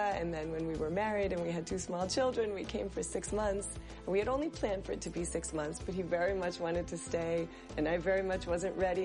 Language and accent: English; outside Boston, Massachusetts, United States; moved away as an adult; now in Israel; I grew up in North America, uh, outside Boston